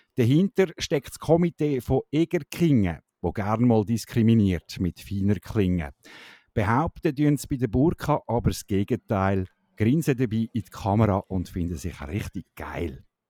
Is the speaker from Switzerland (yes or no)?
yes; Switzerland